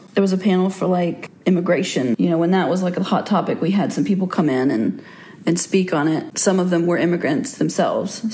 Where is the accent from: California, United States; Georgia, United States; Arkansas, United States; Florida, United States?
Arkansas, United States; Little Rock, Russellville; I was born in Little Rock, Arkansas in 1985